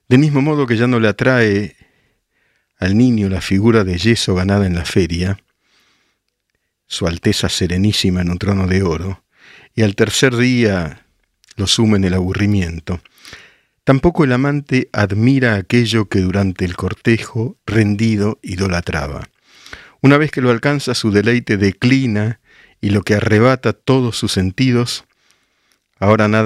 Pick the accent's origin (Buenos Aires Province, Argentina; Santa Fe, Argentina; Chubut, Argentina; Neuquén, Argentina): Buenos Aires Province, Argentina; El Palomar; now in Chicago, United States; Hace 10 años vivo en Chicago y acá la gente preocupada. Para mí es como vivir en Recoleta. Crecí en el Palomar. Yo soy el Palomar, Marina.